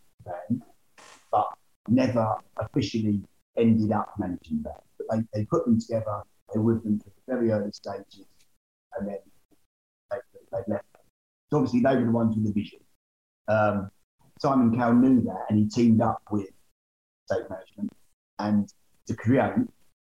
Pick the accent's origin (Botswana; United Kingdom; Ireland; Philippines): United Kingdom; Essex, East of England; I'm from Essex.